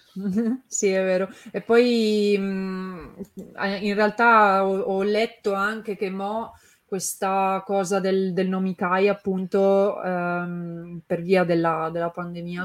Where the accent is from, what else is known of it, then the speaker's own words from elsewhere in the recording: Turin, Piedmont, Italy; io sono di Torino anche